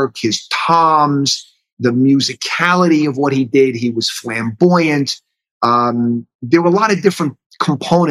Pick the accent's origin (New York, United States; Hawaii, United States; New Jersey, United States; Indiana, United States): New York, United States; New York City; accent: New York; moved away as an adult; also born or lived in Danbury, Connecticut; I was born in Manhattan and then raised in the city in Queens